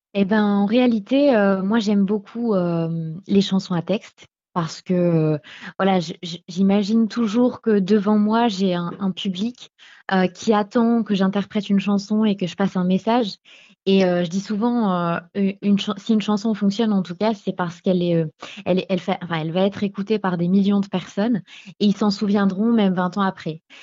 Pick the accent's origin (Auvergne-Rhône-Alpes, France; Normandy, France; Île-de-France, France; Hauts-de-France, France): Hauts-de-France, France; Beauvais; je suis originaire de Beauvais